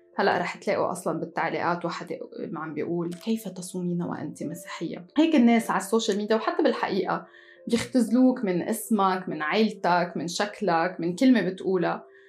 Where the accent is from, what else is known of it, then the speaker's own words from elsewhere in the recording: Tripoli, North Governorate, Lebanon; moved away as an adult; also born or lived in France; من مدينة طرابلس بلبنان